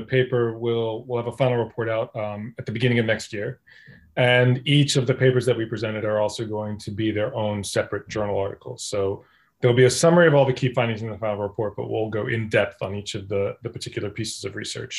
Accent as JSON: {"language": "English", "country": "United States"}